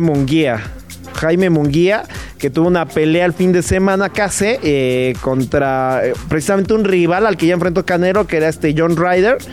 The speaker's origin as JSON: {"language": "Spanish", "country": "Mexico", "said": "antes que madridista, soy mexicano"}